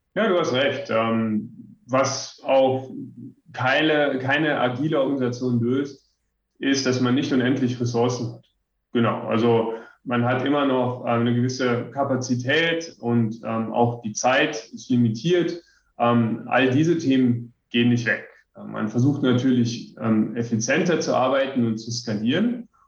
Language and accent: German; western Germany, Germany; also born or lived in Ammersee, Bavaria; now in Bavaria, Germany; komme ich aus dem Westen Deutschlands